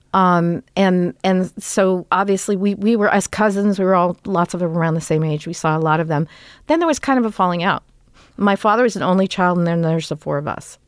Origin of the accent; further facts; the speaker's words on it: Los Angeles, California, United States; we grew up in Toluca Lake